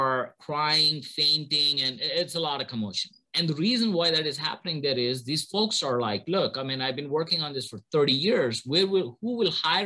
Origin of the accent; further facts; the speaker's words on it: India; moved away as an adult; now in United States; I'm originally from India, born and brought up there, did my bachelor's in electrical engineering over there